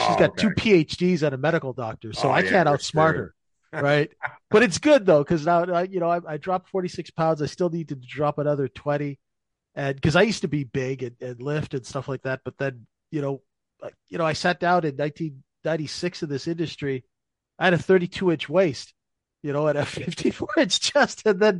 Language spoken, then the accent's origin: English; Saskatchewan, Canada; I'm from Saskatchewan.